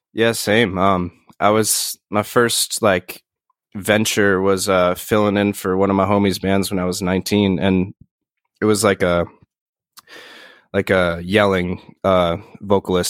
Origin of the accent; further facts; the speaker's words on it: Poughkeepsie, New York, United States; also born or lived in Bronx, New York / Yonkers, New York; born in, like, the Bronx and lived in Yonkers until I was, like, nine, and then I moved up to, uh, around, like, the Poughkeepsie area